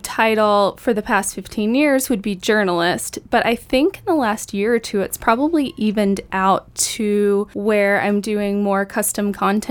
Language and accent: English; Tullahoma, Tennessee, United States; moved away as an adult; I was born and raised in Tullahoma, and Whew. After flitting around the globe, I have settled back in Tullahoma, a mile from my mom's house.